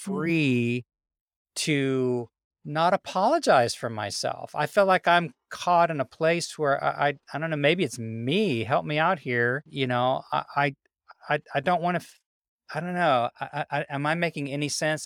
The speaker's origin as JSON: {"language": "English", "town": "Memphis", "region": "Tennessee", "country": "United States", "tie": "born or raised there", "also_born_or_lived": "Birmingham, Alabama", "said": "We moved from Birmingham, Alabama, when I was a child to Memphis, Tennessee"}